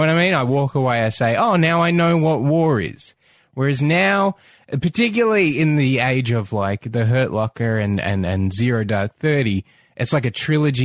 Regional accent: Australia; as an Australian

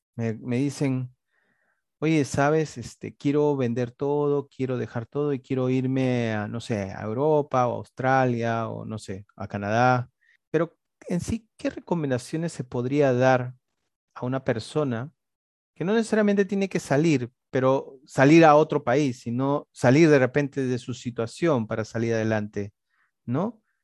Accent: Lima, Peru; los que somos capitalinos

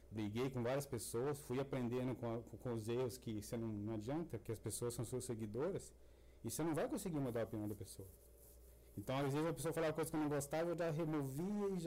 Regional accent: Goiás, Brazil; Eu, eu moro aqui, eu sei, aconteceu mesmo eu sou aqui de Goiás e tal.

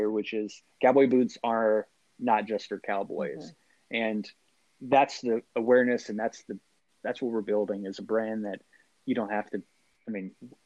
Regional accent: Athens, Texas, United States; I'm from Athens, Texas

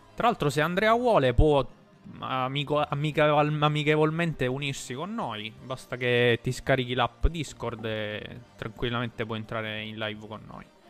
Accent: Milazzo, Sicily, Italy; le nostre parti sarebbero eh, la parte di eh, nel messinese a Milazzo

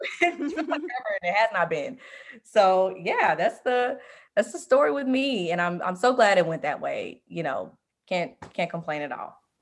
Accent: Memphis, Tennessee, United States; moved away as an adult; now in Los Angeles, United States; I'm originally from Memphis, Tennessee, and I recently relocated back to L A, where I went to college

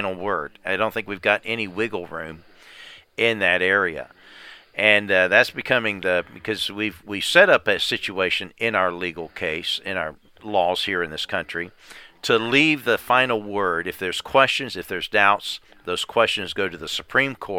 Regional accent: United States; I'm an American

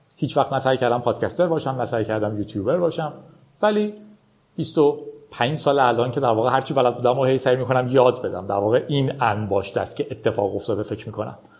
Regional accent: Iran; با اینترنت در ایران بزرگ شدیم

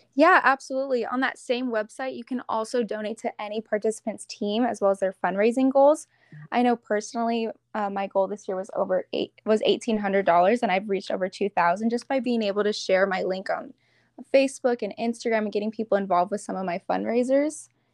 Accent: Arizona, United States; I'm from Arizona

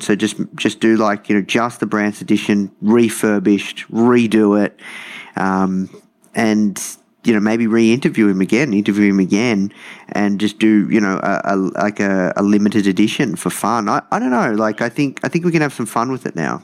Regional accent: Melbourne, Victoria, Australia; I grew up uh, in hometown Melbourne, uh, in the suburbs or the burbs

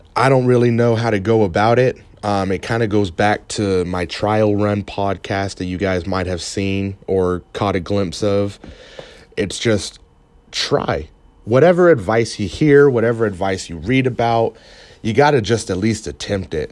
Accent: Canada; now in United States; I'm from Canada. and I live in America

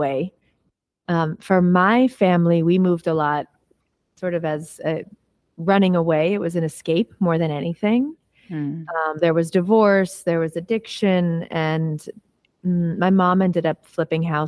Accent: Los Angeles, California, United States; I actually was raised right here, not in Topanga, but in Los Angeles. I was born in the Valley, born in Tarzana.

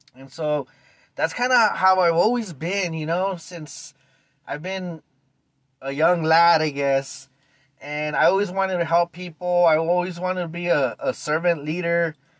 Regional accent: East Los Angeles, California, United States; I was born and raised in East LA 1975

